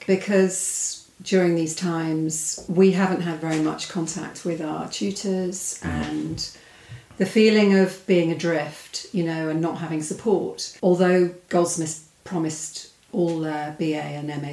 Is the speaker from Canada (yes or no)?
no; Stroud, South West England, United Kingdom; I grew up in the West Country in a place called Stroud